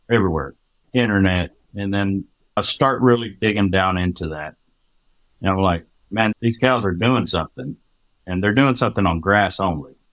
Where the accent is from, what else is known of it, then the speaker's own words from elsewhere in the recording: Hereford, Texas, United States; moved away as an adult; now in Oklahoma, United States; I grew up in the panhandle of Texas.